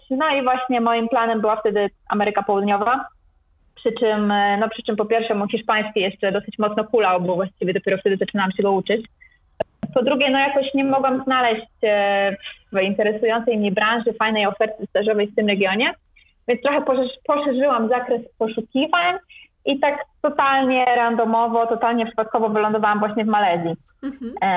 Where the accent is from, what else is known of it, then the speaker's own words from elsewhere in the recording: Gdańsk, Pomeranian Voivodeship, Poland; moved away as an adult; also born or lived in Warsaw / Malaysia; now in Icononzo, Colombia; ja pochodzę z Gdańska, z Nadmorza.